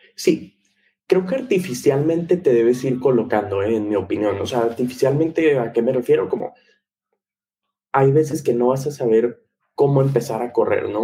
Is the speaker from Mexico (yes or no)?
yes; Monterrey, Nuevo León, Mexico; crecí en Monterrey